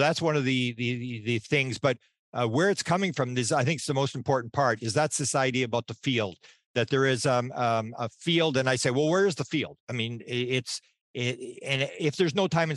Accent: Winnipeg, Manitoba, Canada; I'm from Winnipeg, Manitoba, Canada

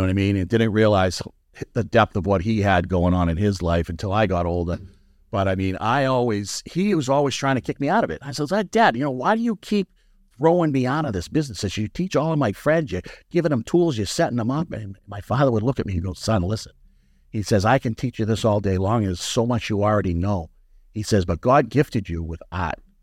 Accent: New England, United States; also born or lived in Florida; I went to Florida in the late 60s, came back from Florida in the early 70s, and I was a blonde headed, green eyed little kid. All right. And I was coming into New England at, I don't know, first grade, second grade

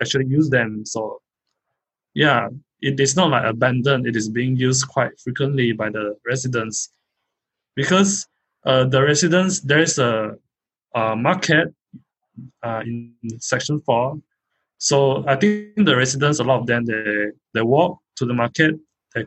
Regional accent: Kuching, Sarawak, Malaysia; I'm from Kuching.

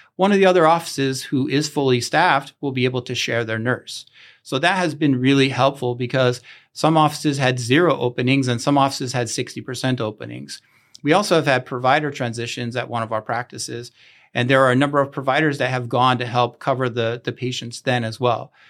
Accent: Chambersburg, Pennsylvania, United States; moved away; I am from Chambersburg and I had the opportunity to come back home

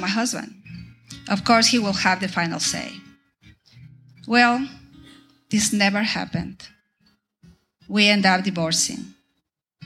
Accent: Ecuador; moved away as an adult; also born or lived in Venezuela; now in Tyler, United States; I am from Ecuador in South America

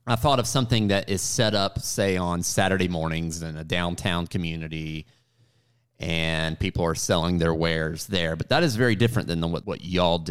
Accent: Marietta, Georgia, United States; I grew up in Marietta

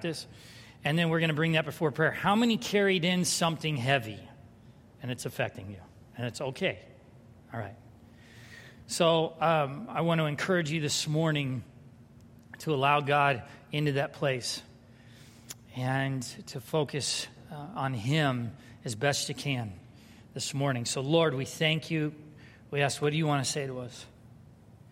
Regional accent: San Diego, California, United States; moved away; I grew up in San Diego

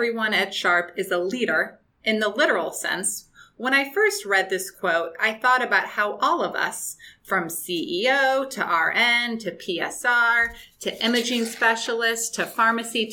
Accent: St. Louis, Missouri, United States; now in San Diego, United States; I'm originally from the Midwest, St. Louis, Missouri, and have lived on both coasts

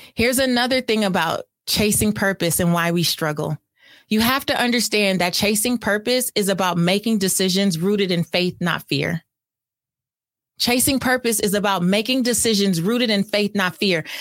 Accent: California, United States; I'm from California

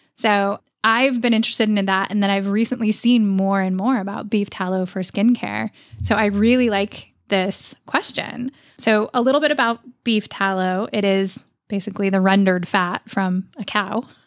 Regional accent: Oregon, United States; I grew up in Oregon.

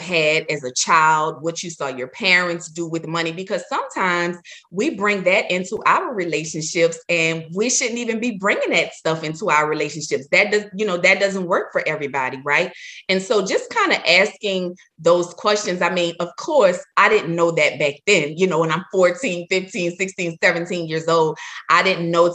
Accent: New Orleans, Louisiana, United States; I'm from New Orleans.

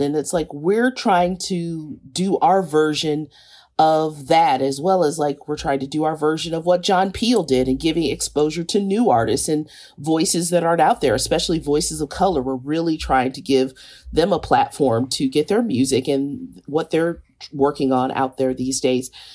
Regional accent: Kansas City, Missouri, United States; I grew up in Kansas City.

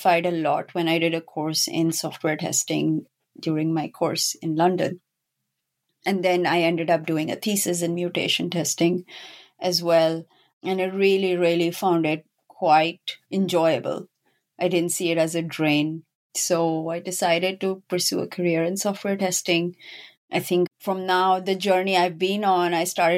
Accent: Pakistan; moved away; I'm originally from Pakistan. And when I was growing up in my school, we actually had either biology or computer science as an option

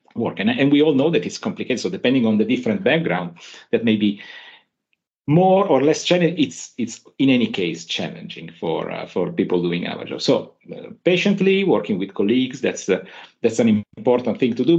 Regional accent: Turin, Piedmont, Italy; I'm from Turin

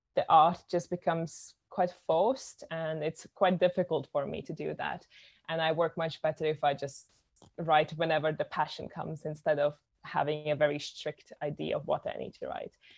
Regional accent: Latvia; I am from Latvia, which is a tiny little country in Europe

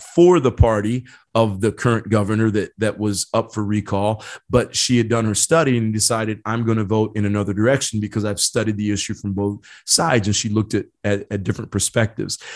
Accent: Indiana, United States; now in San Diego County, United States; I grew up in Indiana, a small town in Indiana

